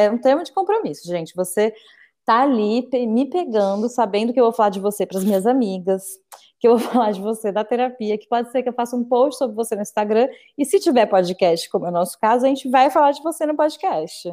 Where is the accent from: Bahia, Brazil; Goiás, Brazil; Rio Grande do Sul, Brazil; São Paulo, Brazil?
São Paulo, Brazil; Bauru; cresci em Bauru